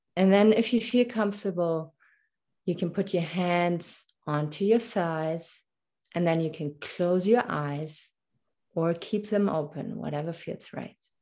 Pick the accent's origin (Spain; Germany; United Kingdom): Germany; English is a second language; moved away as an adult; also born or lived in Munich; now in Canada; I was born and raised in Germany. That's why my, my little accent here when I speak English.